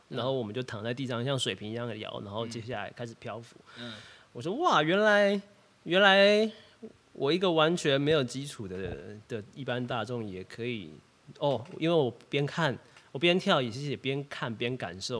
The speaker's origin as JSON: {"language": "Chinese", "region": "Kaohsiung", "country": "Taiwan", "said": "我是高雄人"}